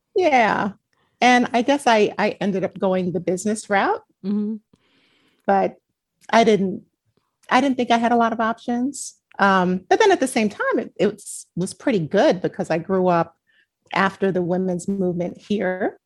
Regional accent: New York City, New York, United States; born or raised there

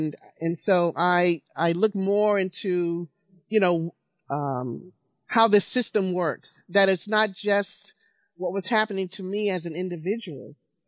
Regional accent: the South, United States; Because I, you know, growing up in the South, I thought that all white people were racist.

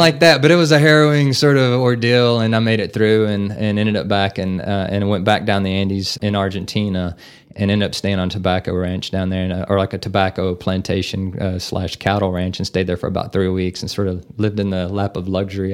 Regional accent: Navasota, Texas, United States; moved away as an adult; now in Amarillo, United States; I'm originally from Navasota

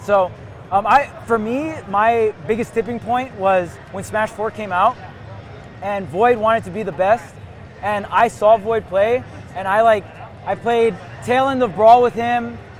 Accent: Hawaii, United States; I'm from Hawaii

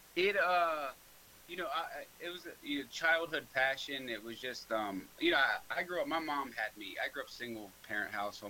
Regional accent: Norristown, Pennsylvania, United States; I grew up in Norristown.

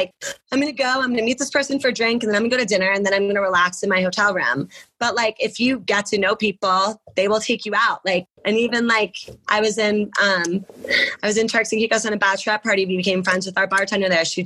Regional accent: New Jersey, United States; I'm from New Jersey and like right outside New York City

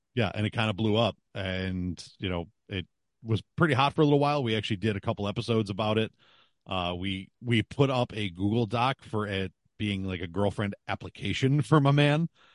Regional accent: Buffalo, New York, United States; I'm from Buffalo

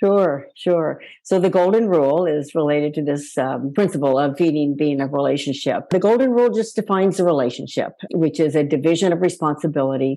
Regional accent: Palo Alto, California, United States; my hometown of Palo Alto

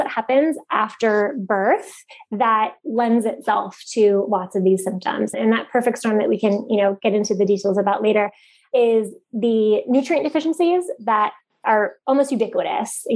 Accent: Bay Area, California, United States; also born or lived in San Francisco; now in San Diego, United States; I'm from the Bay Area and lived in San Francisco for a long time

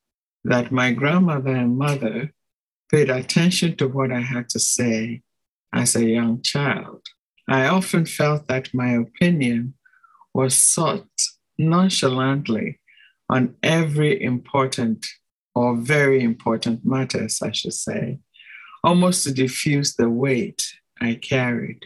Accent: Ghana; I come from Ghana

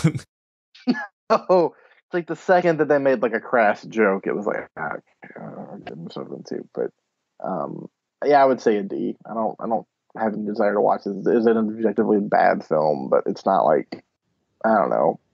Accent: Nashville, Tennessee, United States; I'm from Nashville

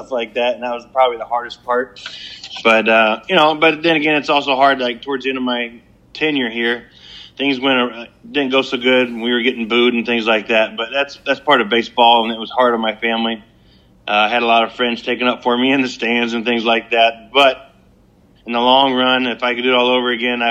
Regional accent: Brighton, Illinois, United States; also born or lived in St. Louis, Missouri; I consider St. Louis my hometown. Grew up in Brighton, Illinois, so 40 minutes from the stadium or so

